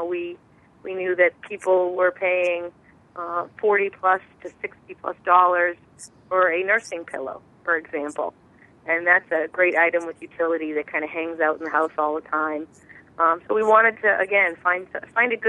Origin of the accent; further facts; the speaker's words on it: Massachusetts, United States; I'm from Massachusetts